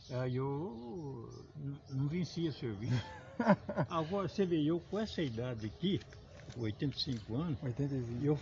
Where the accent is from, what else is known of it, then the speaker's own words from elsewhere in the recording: Marília, São Paulo, Brazil; born there; moved away as an adult; É, eu sou nascido em Marília, entrei na região aqui, entrei na, no estado em 1959, no estado.